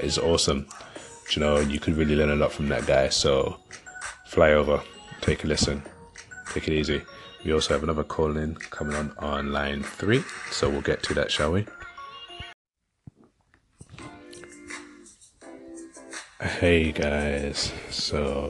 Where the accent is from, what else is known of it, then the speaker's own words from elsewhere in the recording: London, United Kingdom; moved away; I'm originally from London